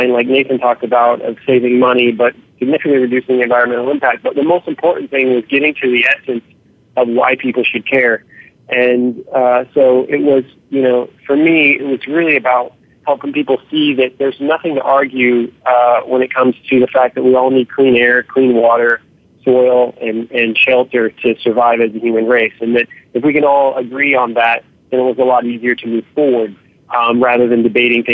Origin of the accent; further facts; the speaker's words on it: Southern Oregon, United States; moved away as an adult; also born or lived in Europe / Seattle; I grew up in Southern Oregon. My dad's a logger still in Southern Oregon